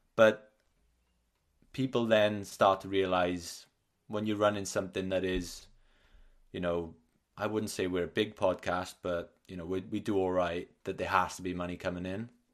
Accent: Wales, United Kingdom; I like to identify as Welsh rather than British.

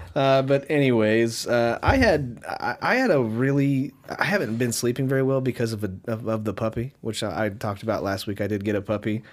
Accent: Wichita, Kansas, United States; we are from Wichita, Kansas

